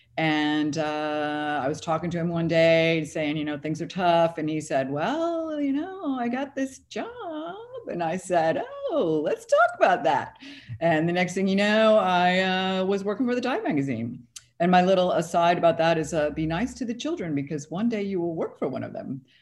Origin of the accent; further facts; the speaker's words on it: Florida, United States; I grew up in Florida, and I, I still live in Florida